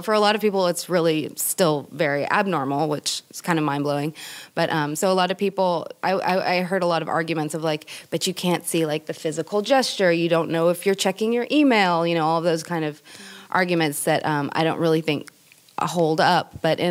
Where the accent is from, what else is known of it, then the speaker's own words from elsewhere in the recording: California, United States; I'm from the Bay Area, so it's like tech center.